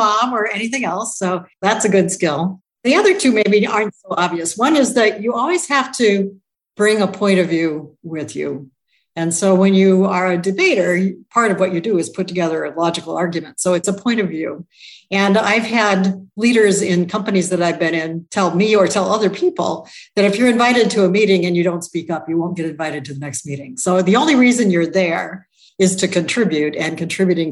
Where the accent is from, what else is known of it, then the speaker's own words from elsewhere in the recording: Toledo, Ohio, United States; I grew up in Toledo, Ohio